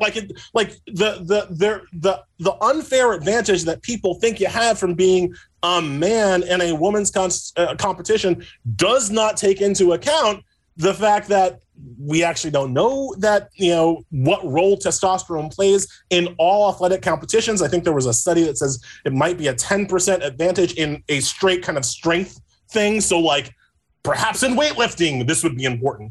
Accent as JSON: {"language": "English", "region": "New York", "country": "United States", "tie": "born or raised there", "said": "my home state up here in New York"}